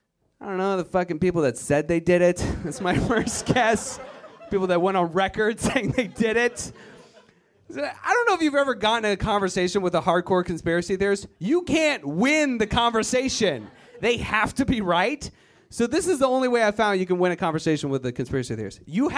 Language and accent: English; Virginia, United States; I am originally from Virginia, white power. It's a terrible place full of terrible people. I'm glad I left, but I gotta go back.